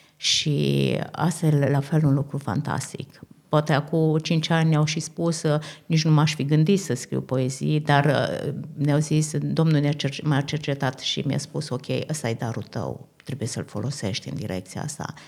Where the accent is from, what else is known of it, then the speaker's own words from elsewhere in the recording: Romania; also born or lived in Austria; now in Vienna, Austria; înainte de a fi creștini, suntem români